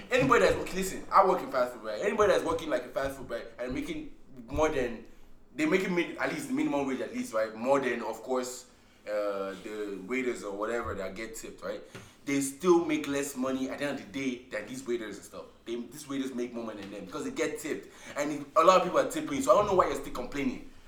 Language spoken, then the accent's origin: English; Nigeria; English is a second language; moved away as an adult; now in United States; I feel like it, it's annoying because maybe because I'm coming straight from Nigeria, where you don't really have to tip.